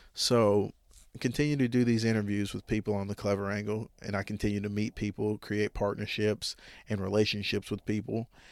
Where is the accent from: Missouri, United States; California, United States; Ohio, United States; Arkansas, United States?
Arkansas, United States; Jonesboro; I'm from Jonesboro, Arkansas. I've been here my whole life